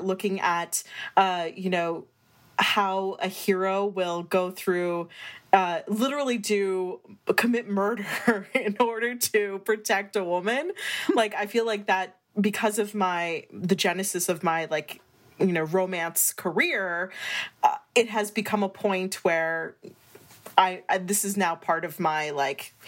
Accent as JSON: {"language": "English", "town": "Scranton", "region": "Pennsylvania", "country": "United States", "tie": "born or raised there", "said": "I grew up in Scranton, Pennsylvania"}